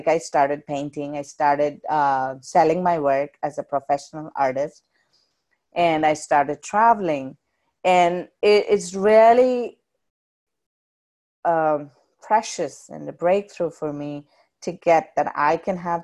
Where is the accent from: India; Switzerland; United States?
India; South India; moved away; when I was growing up in India